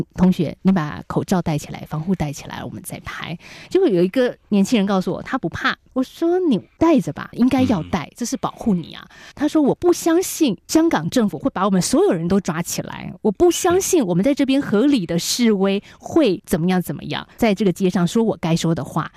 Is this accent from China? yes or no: no; Taiwan; 台湾的我们